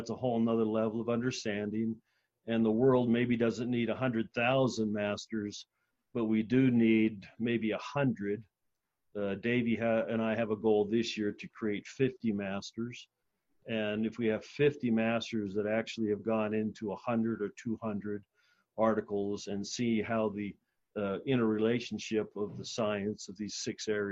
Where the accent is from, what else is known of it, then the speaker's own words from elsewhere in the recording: Southern California, United States; a kid growing up in Southern California